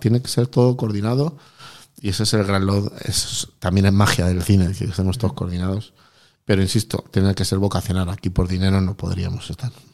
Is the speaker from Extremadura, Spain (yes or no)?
yes; Extremadura, Spain; como extremeño de pro